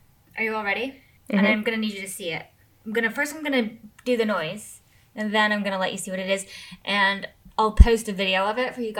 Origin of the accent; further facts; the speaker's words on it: United States; I'm American.